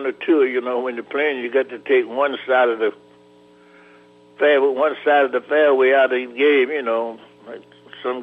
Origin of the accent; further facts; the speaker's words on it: Charlotte, North Carolina, United States; I was born in Charlotte, North Carolina, as you know, and I used to caddy